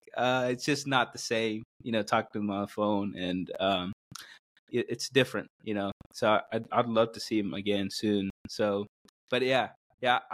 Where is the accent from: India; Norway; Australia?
India; South India; English is a second language; moved away as an adult; also born or lived in Missouri, United States; now in United States; I'm from South India. So grew up in a Christian family